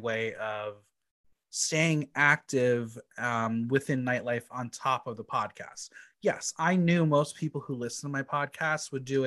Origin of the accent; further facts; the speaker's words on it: Mahwah, New Jersey, United States; also born or lived in Boston / New York; I was basically raised in a town called Mawa